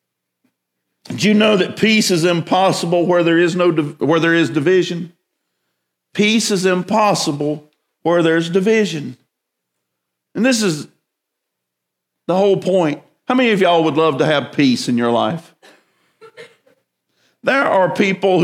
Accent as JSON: {"language": "English", "town": "Winnsboro", "region": "South Carolina", "country": "United States", "tie": "born or raised there", "also_born_or_lived": "Columbia, South Carolina", "said": "I was born in Baptist Hospital, Columbia, South Carolina. Shortly thereafter, I was moved to Winnsboro, South Carolina, Route 2, Box 11."}